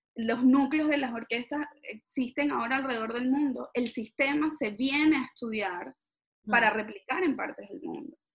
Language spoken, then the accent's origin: Spanish; Venezuela